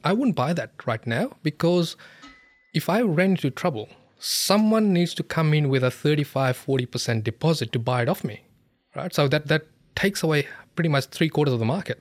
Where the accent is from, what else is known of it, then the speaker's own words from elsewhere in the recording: Fiji; moved away; I come from Fiji